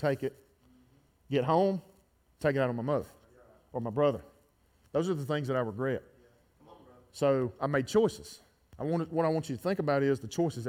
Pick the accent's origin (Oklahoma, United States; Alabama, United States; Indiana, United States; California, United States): Alabama, United States; Gardendale; My family's been in this town for 100 years. I grew up in Garnet